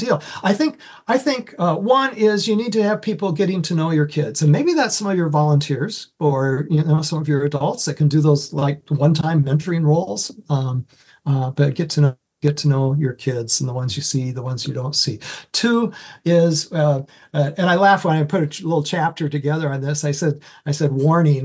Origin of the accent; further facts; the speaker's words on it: Iowa, United States; moved away as an adult; also born or lived in Anoka, Minnesota; now in Minnesota, United States; I was first hired coming up from Iowa to Minnesota by a church up in Anoka